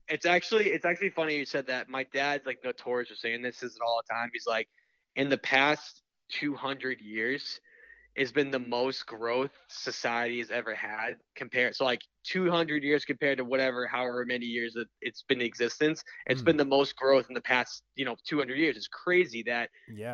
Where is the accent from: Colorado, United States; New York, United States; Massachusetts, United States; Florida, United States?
Massachusetts, United States; Boston; I'm from Boston